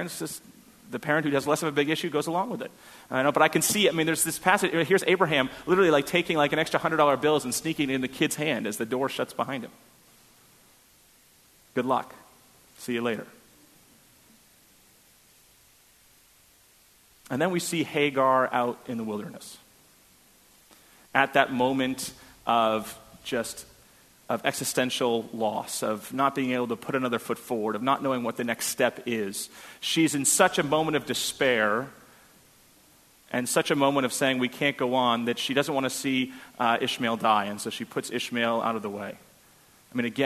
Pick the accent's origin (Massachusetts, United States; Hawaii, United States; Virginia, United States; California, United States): Massachusetts, United States; Boston; I'm from Boston.